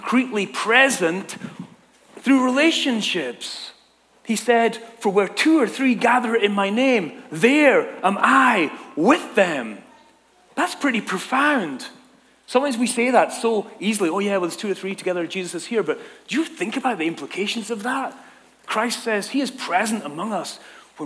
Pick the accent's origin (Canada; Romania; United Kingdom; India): United Kingdom; Scotland; moved away as an adult; now in Southern California, United States; I'm from Scotland. The gangs in my town were just like, you know, nothing to be afraid of.